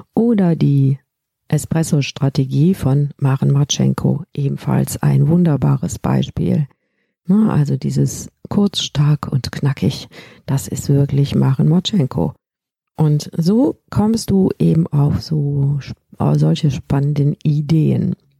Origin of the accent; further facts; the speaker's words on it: Rhineland, Germany; bei uns im Rheinland